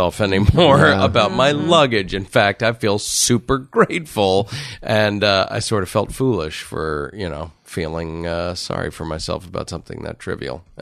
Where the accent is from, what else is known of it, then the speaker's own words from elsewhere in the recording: Connecticut, United States; now in Los Angeles, United States; I grew up in Connecticut